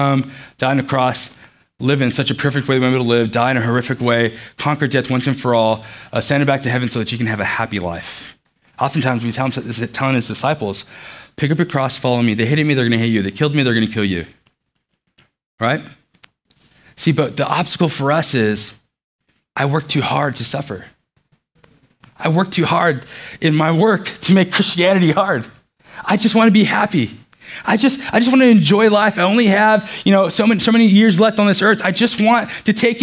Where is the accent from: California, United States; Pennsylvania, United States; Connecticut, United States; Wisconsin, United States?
California, United States; Los Angeles; also born or lived in Beaufort, North Carolina; now in Cary, United States; I grew up in Los Angeles